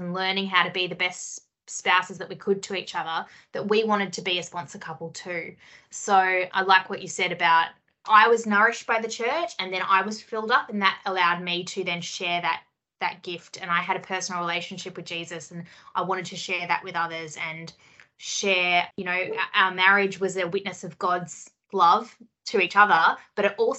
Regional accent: Sydney, New South Wales, Australia; We had World Youth Day in Sydney in my hometown

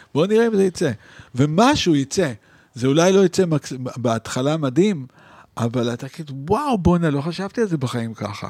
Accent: Israel; moved away as an adult; also born or lived in Paris, France / New York, United States; אני מישראל

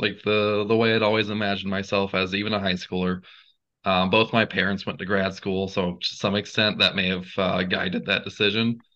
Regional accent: Gainesville, Georgia, United States; I'm from Gainesville, Georgia, not Ohio.

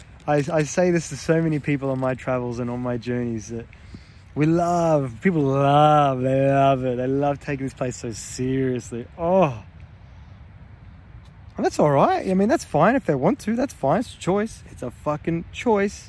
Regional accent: Victoria, Australia; I'm from Victoria. I'm in New South Wales at the moment.

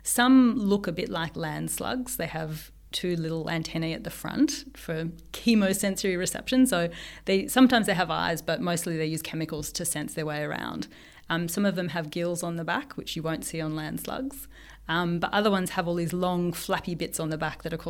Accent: Melbourne, Victoria, Australia; moved away as an adult; also born or lived in Brisbane; I grew up in Melbourne, but I did my PhD in Brisbane

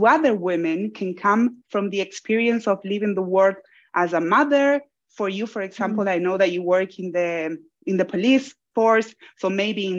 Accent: Buenos Aires, Argentina; moved away as an adult; now in Australia; I was born in Argentina. Argentina, it's in Buenos Aires, which is the city where I'm from.

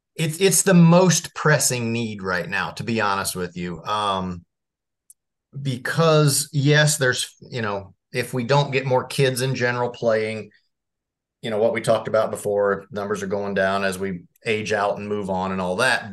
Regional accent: Marion, Indiana, United States; I grew up in Marion, Indiana

